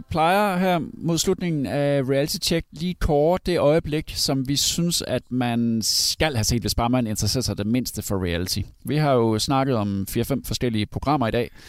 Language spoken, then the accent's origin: Danish; Randers, Central Denmark Region, Denmark; jeg kommer fra Randers